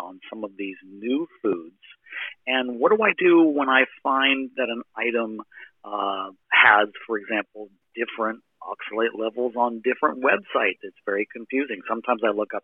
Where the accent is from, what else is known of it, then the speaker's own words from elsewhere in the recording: United States; now in Japan; I'm an American living in Japan